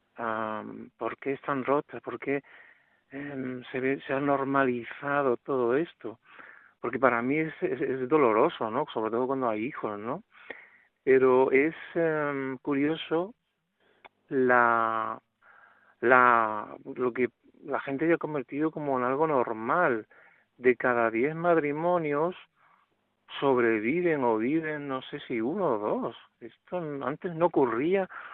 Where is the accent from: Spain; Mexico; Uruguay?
Spain; Málaga, Andalusia; now in Madrid, Spain; le llamo desde Madrid, aunque soy, soy de Málaga